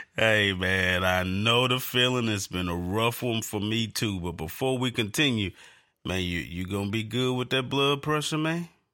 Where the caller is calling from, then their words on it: North Carolina, United States; I'm calling from North Carolina